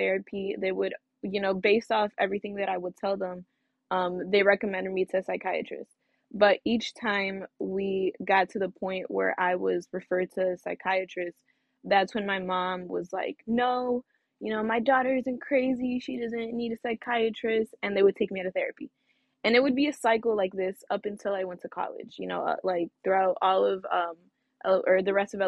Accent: Griffith, Indiana, United States; also born or lived in East Chicago, Indiana / West Lafayette, Indiana; I'm originally from Northwest Indiana. I'm from East Chicago, to be specific. I moved to Griffith at a young age, and I went to Griffith High School

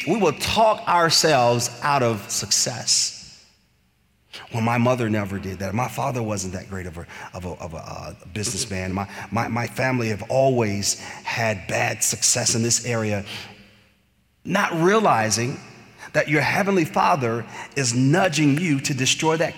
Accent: Bloomfield Hills area, Clinton Township, Michigan, United States; moved away; we're from the Bloomfield Hills area, Clinton Township and such, so my mom still lives there

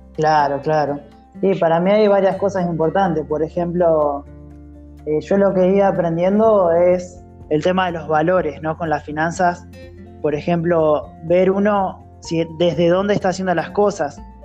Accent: Santa Rosa, La Pampa, Argentina; soy de, Argentina, ¿sí? de la ciudad de Santa Rosa, La Pampa

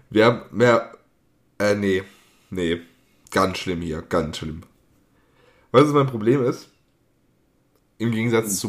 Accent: Lake Constance, Baden-Württemberg, Germany

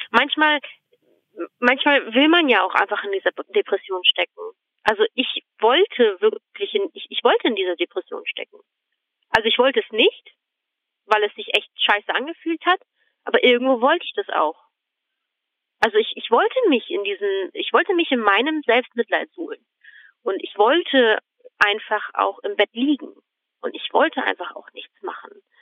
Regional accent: Germany; born there; also born or lived in Croatia; ich bin tatsächlich hier in Deutschland auch geboren. Mhm. Und dann sind wir auch wieder zurück nach Kroatien.

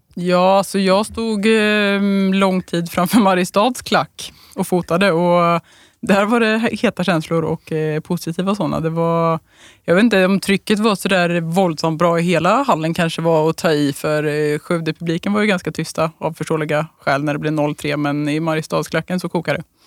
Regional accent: Trollhättan, Västra Götaland, Sweden; jag är från Trollhättan, eller i närheten i alla fall

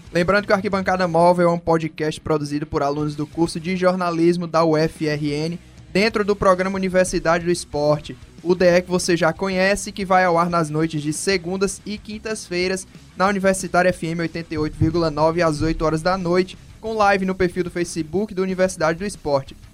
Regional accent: Brazil; pra nós brasileiros

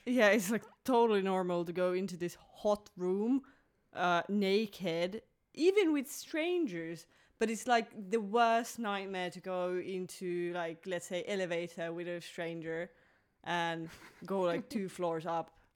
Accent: Finland; moved away as an adult; also born or lived in Belgium; I was born in Finland, but I also lived abroad uh, almost five years. I was living in Belgium

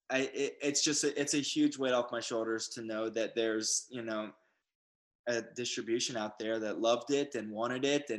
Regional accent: Atlanta, Georgia, United States; moved away as an adult; also born or lived in Los Angeles, United States; I was raised in Atlanta

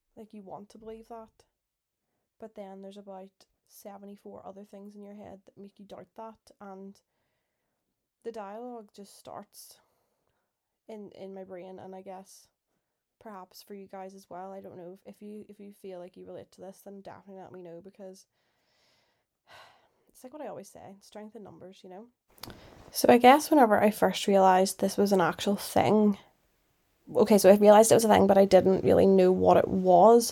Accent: Northern Ireland, United Kingdom; moved away as an adult; also born or lived in Liverpool; I'm from Northern Ireland. Obviously, you'd know that 'cause my accent

